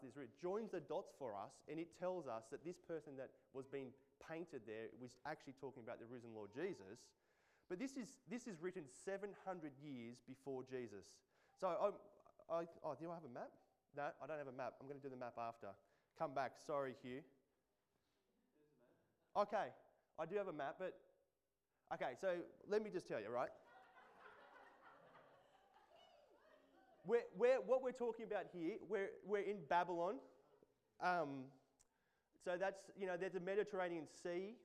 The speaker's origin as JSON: {"language": "English", "area": "Central Coast", "region": "New South Wales", "country": "Australia", "tie": "born or raised there", "said": "I grew up on the Central Coast"}